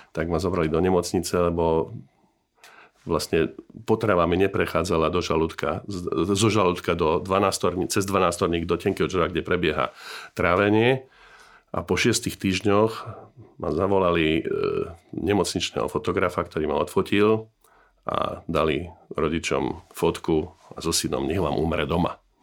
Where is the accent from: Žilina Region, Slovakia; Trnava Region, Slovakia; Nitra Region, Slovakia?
Nitra Region, Slovakia; Nové Zámky; je to moje rodné mesto. Ja som sa tu narodil